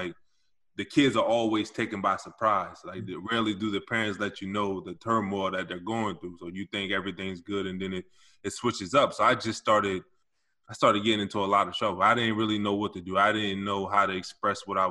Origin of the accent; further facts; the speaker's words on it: Wilmington, Delaware, United States; also born or lived in Camden, New Jersey; I was born in Camden, New Jersey, but I moved to Wilmington, Delaware when I was around 4 years old